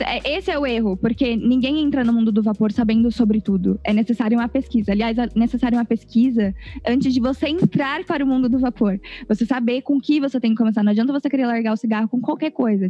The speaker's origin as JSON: {"language": "Portuguese", "region": "São Paulo", "country": "Brazil", "said": "Eu sou de São Paulo"}